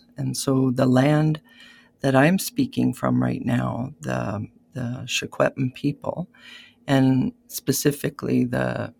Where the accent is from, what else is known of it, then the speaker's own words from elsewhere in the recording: Keeseekoose First Nation, Saskatchewan, Canada; I am from Kisakus First Nation, which is a Saulteaux community on the Saskatchewan side of the Saskatchewan-Manitoba border, about halfway down the province. And our people have been there for many years. I am from the Bear Clan